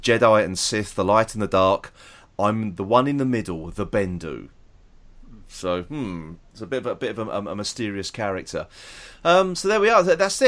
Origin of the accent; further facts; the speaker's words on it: United Kingdom; we're British